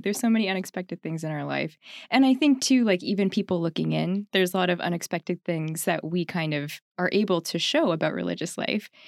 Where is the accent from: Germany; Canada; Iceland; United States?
Canada; Ontario; also born or lived in Winnipeg, Manitoba; I grew up there in Ontario